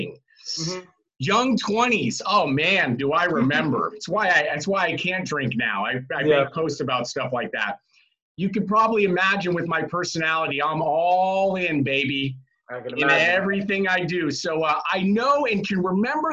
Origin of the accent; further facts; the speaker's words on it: Marin County, California, United States; We are in Marin County. I was born and raised here. Left for a little bit, but came back home